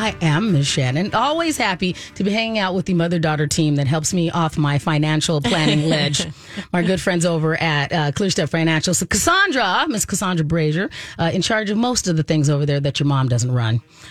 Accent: Minnesota, United States; I do believe as Minnesotan, especially Minnesota parents, we're hitting that stride where you're just busy

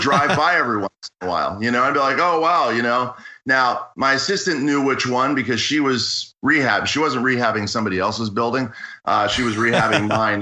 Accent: Pittsburgh, Pennsylvania, United States; moved away as an adult; also born or lived in Washington, District of Columbia, United States / Los Angeles; now in Santa Monica, United States; I grew up in Pittsburgh, spent a lot of time in Pittsburgh, spent some time in Washington, DC, seven years in Washington, DC, and I've lived in LA for 18 years.

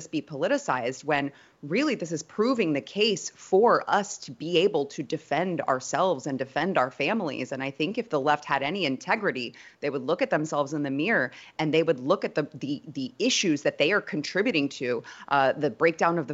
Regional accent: Texas, United States; as a mother, as a Texan

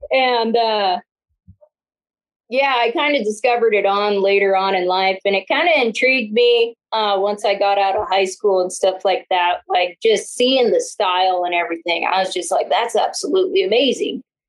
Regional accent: Northeastern Washington, United States; moved away; where I was born and raised in Northeastern Washington

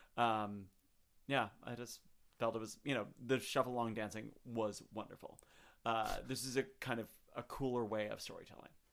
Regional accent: Chicago, Illinois, United States; moved away; I'm from Chicago

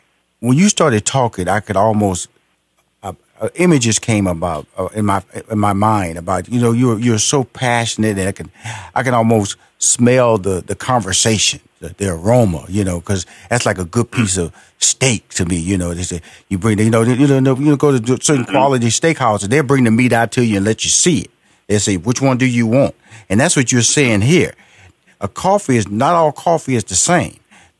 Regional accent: Houston, Texas, United States; you know, I'm from Houston, Texas, big barbecue country.

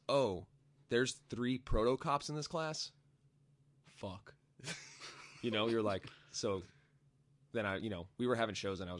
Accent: Raleigh, North Carolina, United States; born or raised there; also born or lived in Ohio; now in Greensboro, United States

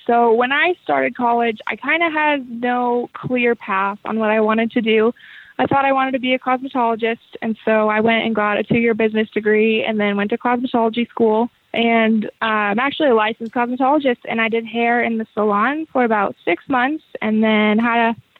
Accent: Idaho, United States; I wanted to represent my home state of Idaho.

